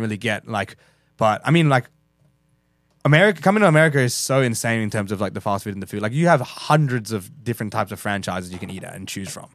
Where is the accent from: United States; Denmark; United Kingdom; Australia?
Australia; we're fucking Australian.